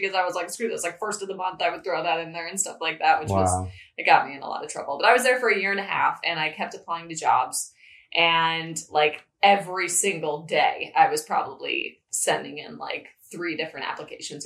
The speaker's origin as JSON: {"language": "English", "area": "Chicago suburbs", "region": "Illinois", "country": "United States", "moved": "yes", "lives_now": "Central Valley, United States", "said": "I'm from the Chicago suburbs"}